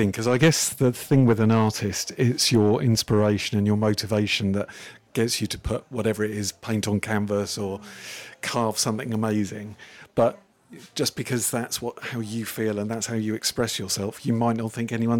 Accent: Felixstowe, East of England, United Kingdom; I grew up in the seaside town of Felixstowe, and it still feels to me as my hometown.

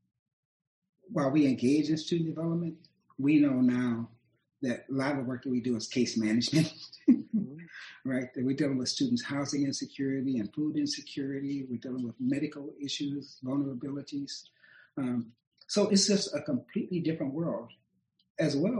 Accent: Akron, Ohio, United States; I grew up in Akron, Ohio

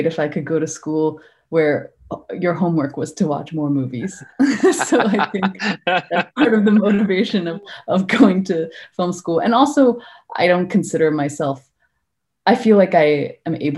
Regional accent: Hong Kong; moved away as an adult; also born or lived in New York; growing up in Hong Kong

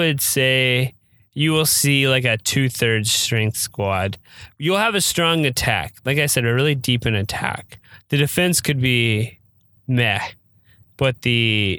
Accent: San Antonio, Texas, United States; also born or lived in Lubbock, Texas; So I am actually a San Antonio native. I was born in Lubbock, but I live most of my life in San Antonio.

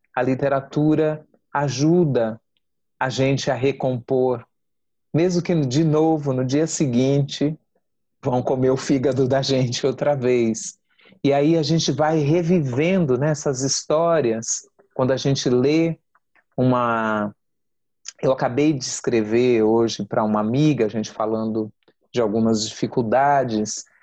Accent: São Paulo, Brazil; Eu nasci em São Paulo, mas eu sou filha de baianos de Terra Nova

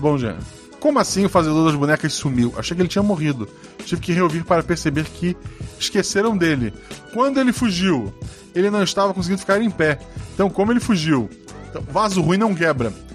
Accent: Florianópolis, Santa Catarina, Brazil; Eu sou de Florianópolis

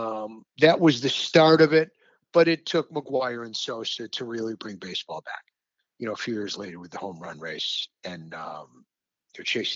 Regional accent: Rochester, New York, United States; my hometown of Rochester

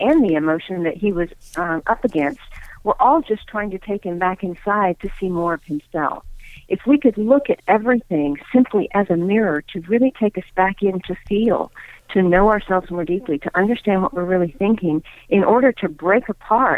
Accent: Deep South, United States; I am of Indian heritage, and I grew up in the Deep South, Bible Belt South

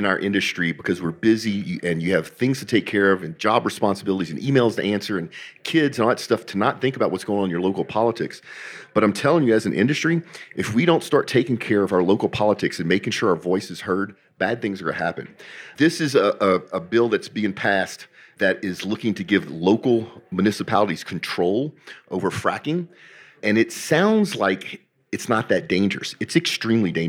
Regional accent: Texas, United States; We're from Texas

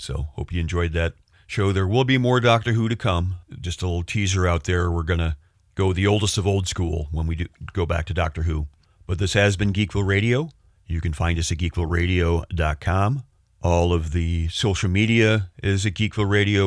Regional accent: United States; me, the American

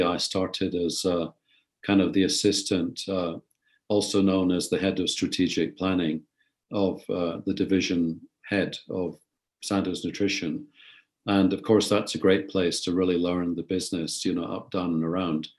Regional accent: Glasgow, Scotland, United Kingdom; moved away as an adult; also born or lived in India / Edinburgh / London / Switzerland; now in United States; growing up in Scotland, where I went to school, you know, Glasgow Academy, great school, by the time I was 16, I must admit I found Scotland just too small

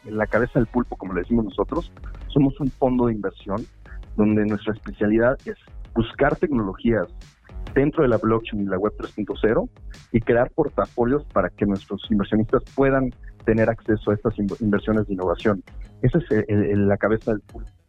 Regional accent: Puebla, Mexico; also born or lived in Mexico City; Yo, yo llevo toda mi vida viviendo en Puebla, pero nací en Ciudad de México.

